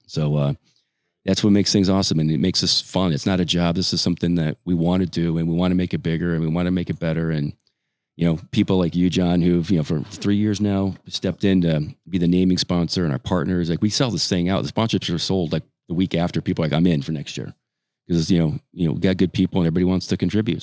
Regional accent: Gallup, New Mexico, United States; moved away as an adult; also born or lived in Colorado / East Coast; I grew up in New Mexico, um, school in Colorado, moved to the East Coast to get my MBA

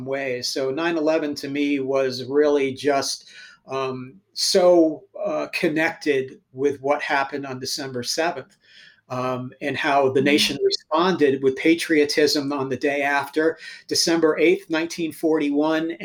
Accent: United States; We're Americans

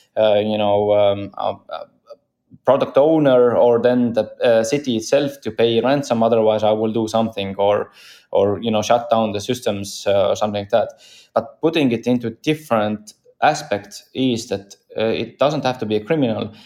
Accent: Estonia; I'm from Estonia

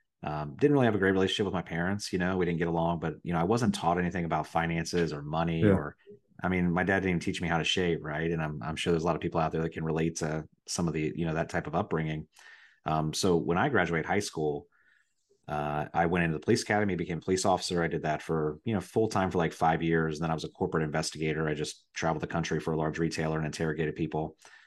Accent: Riverside, Ohio, United States; also born or lived in Dayton, Ohio; I was born in Dayton, but I grew up in Riverside, Ohio, which is a little, I wouldn't call it a suburb because then people think it's something nice, but a little town that borders Dayton called Riverside. And I grew up in the trailer parks.

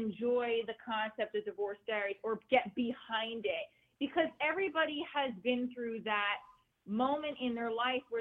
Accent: New Jersey, United States; we're Italian from Jersey

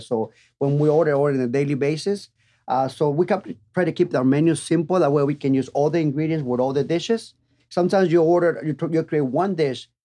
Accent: Tijuana, Baja California, Mexico; moved away as an adult; also born or lived in San Diego; now in Las Vegas, United States; I'm original from Tijuana, born and raised. Uh, been there. I was there until I was 21, 22 years old

